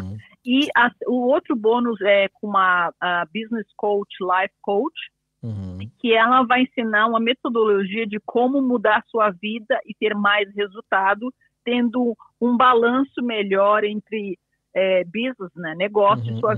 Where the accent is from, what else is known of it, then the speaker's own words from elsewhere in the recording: Brazil; moved away as an adult; also born or lived in England; now in United Kingdom; sou brasileira, mas eu moro aqui há 20 anos